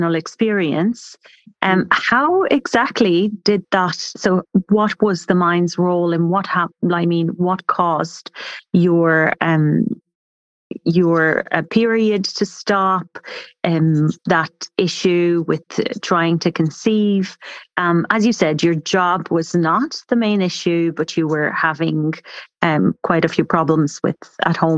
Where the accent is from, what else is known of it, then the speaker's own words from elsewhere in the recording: Romania; I'm Romanian.